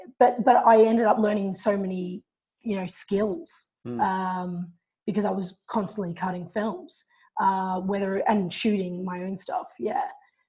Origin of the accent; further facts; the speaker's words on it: Melbourne, Victoria, Australia; I was coming from Australia, from Melbourne.